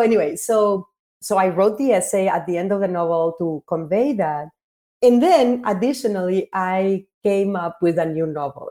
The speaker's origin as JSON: {"language": "English", "country": "Mexico", "tie": "born or raised there", "said": "I had two parts of my growing up in Mexico."}